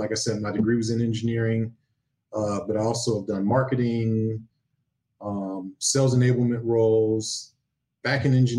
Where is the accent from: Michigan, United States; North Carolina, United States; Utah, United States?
Michigan, United States; Detroit; moved away as an adult; now in Washington, United States; born and raised in Detroit. I don't think, like, I never left Detroit, really. So my entire childhood was in Detroit.